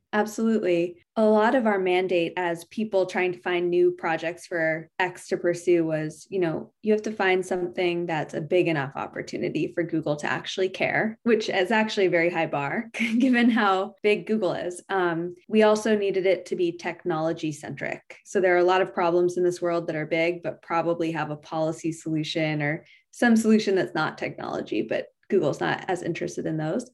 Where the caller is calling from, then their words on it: San Carlos, California, United States; I'm calling in from San Carlos, California.